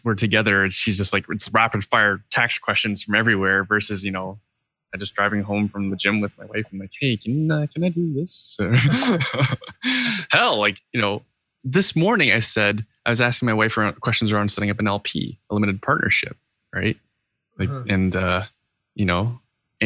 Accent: Canada; being Canadian

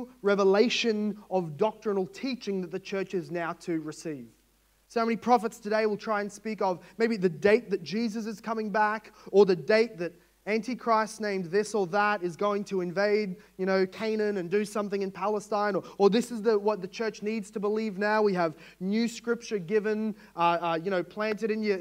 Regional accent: Australia; As an Australian

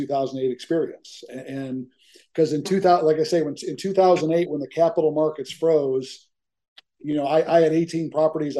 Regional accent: Chicago, Illinois, United States; now in Dallas, United States; I grew up in the Chicago area

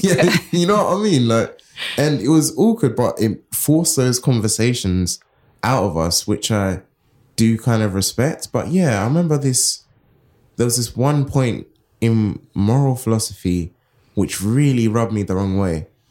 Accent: London, United Kingdom; I come from Southeast London, Crystal Palace, and it was very, like, segregated when I was growing up in my teenage years

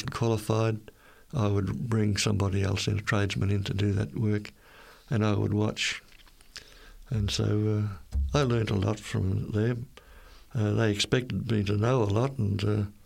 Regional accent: Innisfail, Queensland, Australia; I was born and raised in Queensland, North Queensland, the town of Innisfail.

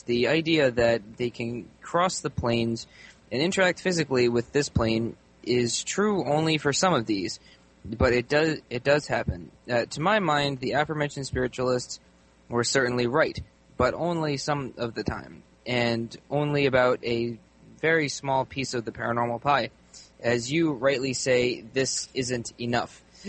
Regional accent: Cambridge, East of England, United Kingdom; now in Bangkok, Thailand; I am an Englishman from Cambridge who has always been interested in the paranormal, but since moving to Thailand, Bangkok, 12 years ago, and adopting Buddhism

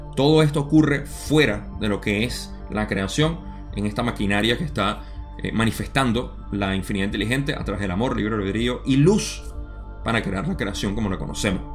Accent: Venezuela; en mi país usamos la palabra millardo eh, para aquellos venezolanos que están

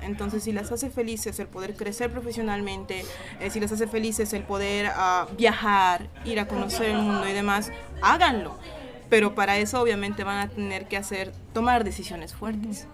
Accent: Cochabamba, Bolivia; soy de Bolivia, de Cochabamba específicamente hablando

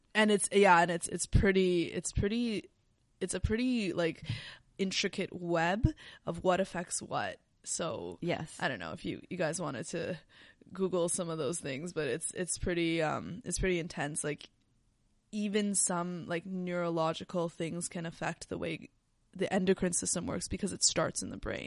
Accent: Canada; we're Canadian

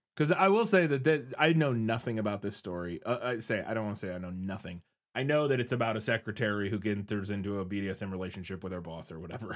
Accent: Midwest, United States; I'm from the Midwest. We eat weird stuff sometimes

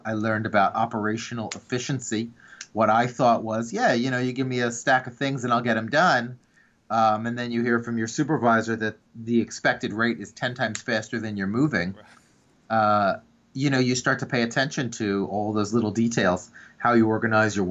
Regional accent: Havertown, Pennsylvania, United States; I grew up in Havertown. That's where I was born.

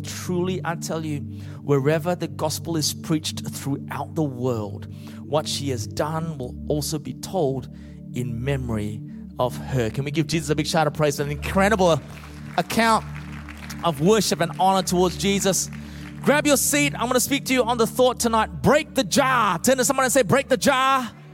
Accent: Australia; also born or lived in Malaysia; I was born in Malaysia originally. My parents uh, gave up everything and immigrated to Australia

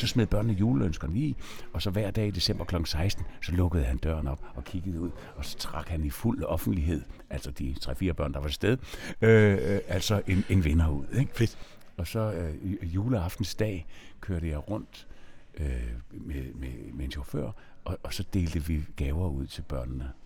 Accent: Nyborg, Southern Denmark, Denmark; jeg er jo fra Nyborg

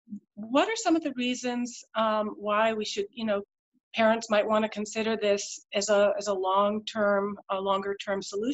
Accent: India; born there; moved away; My parents, I was born in India. I was new to town

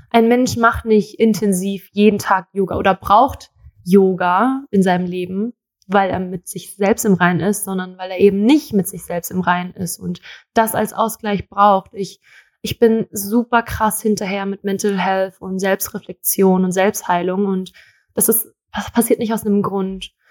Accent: Thailand; Also ich bin in Thailand aufgewachsen und es war, ich war schön, ich war aber auch hässlich.

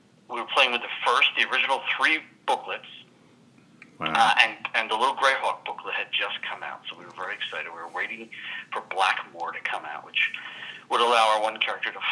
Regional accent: Philadelphia, Pennsylvania, United States; moved away as an adult; also born or lived in Atlanta; I grew up in Philadelphia

